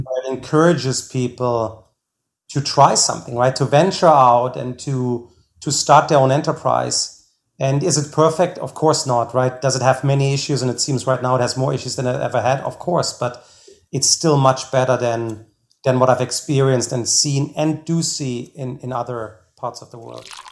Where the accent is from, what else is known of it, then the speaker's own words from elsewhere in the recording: Germany; now in United States; I'm originally from Germany.